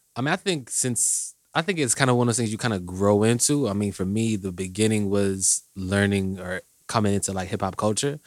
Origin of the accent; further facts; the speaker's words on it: Indianapolis, Indiana, United States; also born or lived in Washington, D.C.; I'm from, originally from D C, but I went to high school here, so I say I'm from Indy